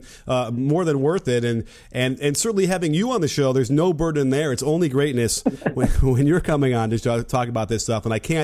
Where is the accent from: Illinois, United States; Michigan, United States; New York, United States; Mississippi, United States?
Illinois, United States; Chicago; growing up with Michael Jordan and growing up in Chicago